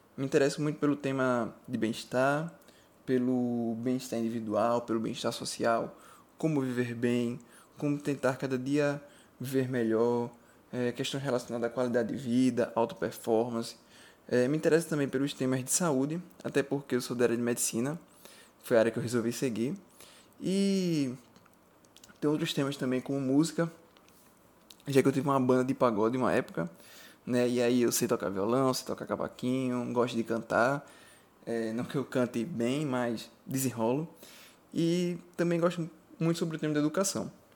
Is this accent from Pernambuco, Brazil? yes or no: yes; Recife, Pernambuco, Brazil; eu sou de Recife